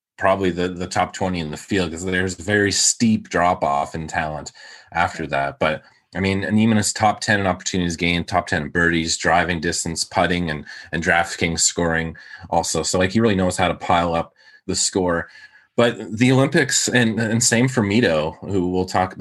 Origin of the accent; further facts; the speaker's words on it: Canada; I'm Canadian